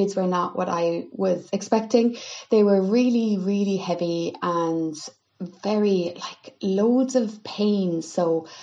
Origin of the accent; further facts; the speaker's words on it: Milltown, Munster, Ireland; your standard experience of kind of growing up in Kerry